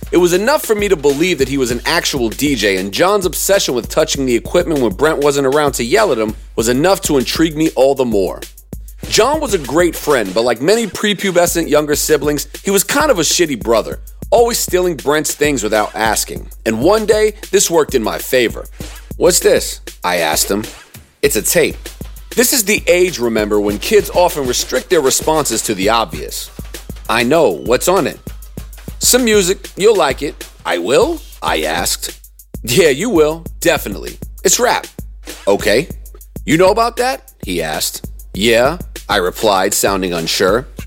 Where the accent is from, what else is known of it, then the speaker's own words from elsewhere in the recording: Durham, North Carolina, United States; I was born and raised in Durham, North Carolina. Like most rappers, my parents were New York Jews who moved down south for a great career opportunity for my father and a better life for their children.